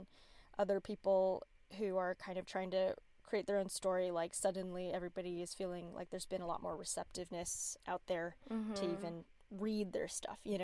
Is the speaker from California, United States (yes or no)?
yes; La Quinta, California, United States; I grew up in La Quinta, which is like a suburb in LA, outside